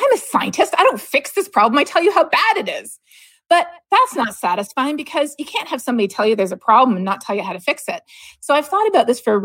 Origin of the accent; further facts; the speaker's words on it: Canada; moved away; growing up in Canada